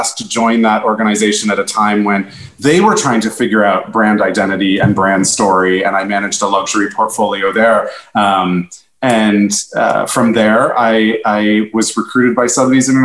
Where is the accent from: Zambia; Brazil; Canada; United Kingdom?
Canada; moved away as an adult; now in New York City, United States; I'm Canadian originally. I came to New York City